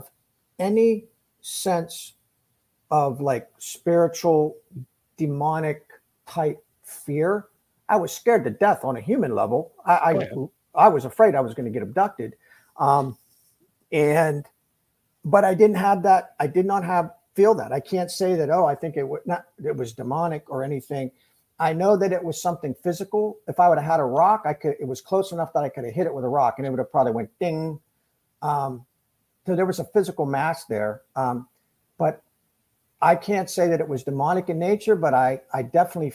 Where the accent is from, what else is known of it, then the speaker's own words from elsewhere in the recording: Ohio, United States; he grew up about 20 miles from where I grew up in Ohio